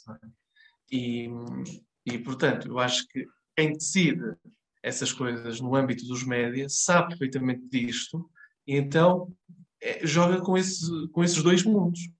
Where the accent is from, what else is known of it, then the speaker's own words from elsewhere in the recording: Marco de Canaveses, Porto District, Portugal; eu se for de Mar de Canaveses, vou ter aquela tentação de, de clicar, não é? Porque é a minha terra, pode ter acontecido a alguém.